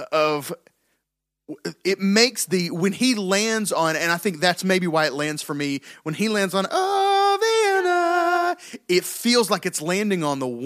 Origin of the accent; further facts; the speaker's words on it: the South, United States; We're from the South.